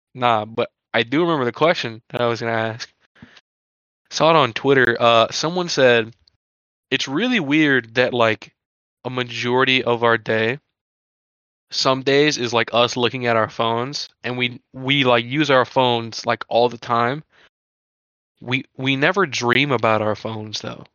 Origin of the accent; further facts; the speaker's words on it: near Lafayette, Louisiana, United States; We are 25 minutes outside of Lafayette, Louisiana. We frequent the area all the time. We basically are from Lafayette, Louisiana